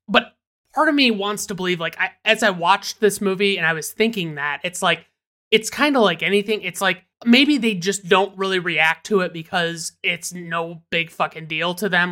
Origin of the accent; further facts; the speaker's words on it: Michigan, United States; I'm from Michigan, and I call soda pop